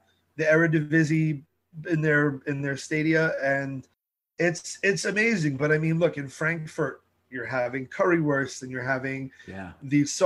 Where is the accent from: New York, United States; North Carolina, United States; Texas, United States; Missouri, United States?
New York, United States; New York City; I'm a New Yorker